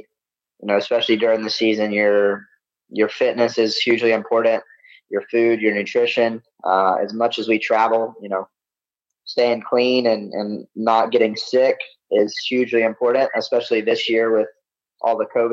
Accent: the South, United States; Growing up in the South, that's what I grew up on

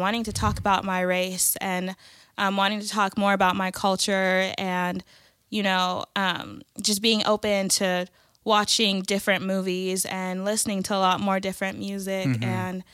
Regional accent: El Paso, Texas, United States; I'm Nigerian, I'm from El Paso

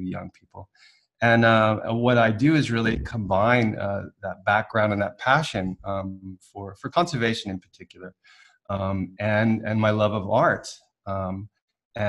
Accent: California, United States; moved away as an adult; also born or lived in Hawaii; now in Vienna, Austria; And I'm in Austria now, to put that thing into context. But I'm from California.

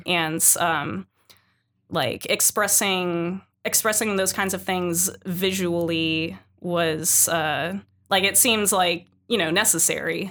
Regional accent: San Jose, California, United States; moved away as an adult; being born and raised in San Jose

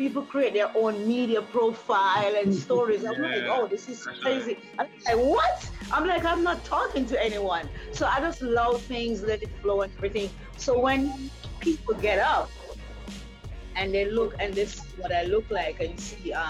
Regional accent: Jamaica; I'm from Jamaica

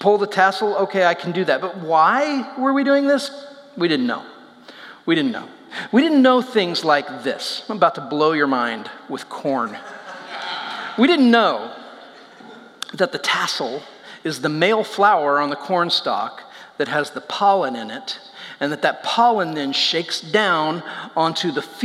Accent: Indiana, United States; I grew up in Indiana, in a town that is just covered in cornfields

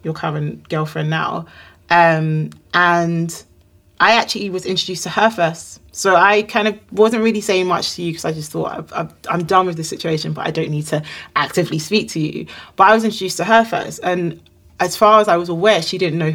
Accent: Nigeria; we're both Nigerian

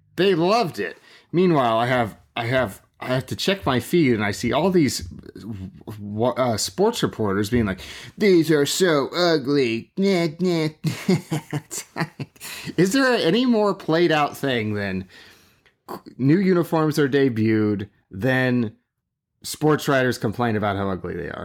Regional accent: West Coast, United States; I grew up on the West Coast

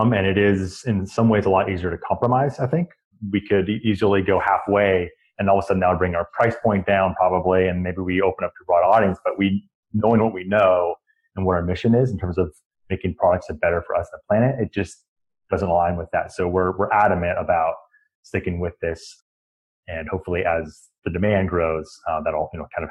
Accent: east of Sacramento, California, United States; Growing up sort of east of Sacramento, we grew up on just the foothills towards Lake Tahoe

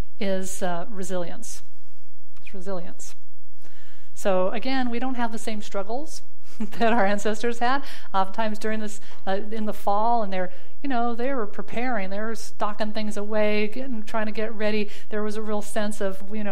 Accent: Southwest United States, United States; moved away as an adult; also born or lived in Arizona; now in Virginia, United States; I grew up in the Southwest and Southwest United States

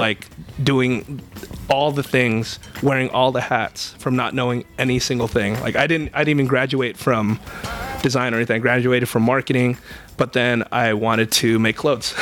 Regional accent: Bay Area, California, United States; we're both from the Bay Area

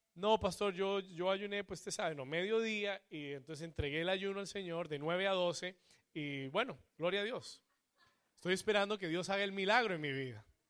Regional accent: Colombia; Como buen colombiano

